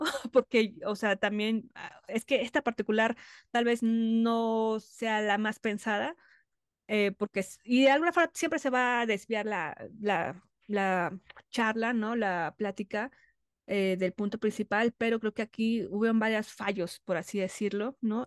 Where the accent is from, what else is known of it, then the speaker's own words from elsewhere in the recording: Mexico; como mujer, como mexicana